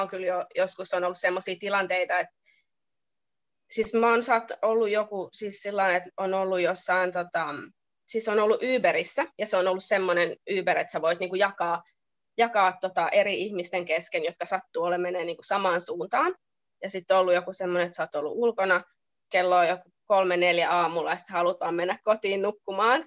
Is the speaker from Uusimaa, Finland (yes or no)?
yes; Lohja, Uusimaa, Finland; now in Sydney, Australia; Mä oon se, että joo, että Lohja